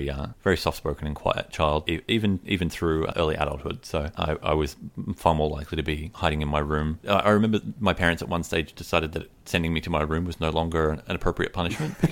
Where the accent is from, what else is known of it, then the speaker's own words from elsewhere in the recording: Sydney, New South Wales, Australia; I grew up, for the most part, you know, my early childhood years were in the wonderfully named Western Sydney suburb of Rooty Hill.